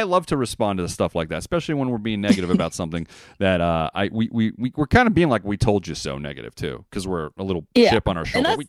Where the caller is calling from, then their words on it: Las Vegas, Nevada, United States; Yeah, I'm calling from Vegas, my friend.